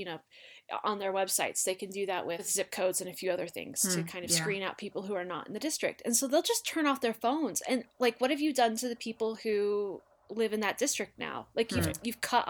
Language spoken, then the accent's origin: English; Utah, United States; I'm from Utah and I've lived here my whole life